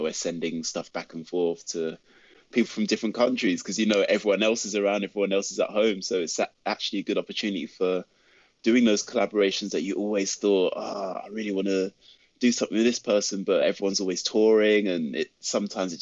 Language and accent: English; London, United Kingdom; when I was a kid growing up in South London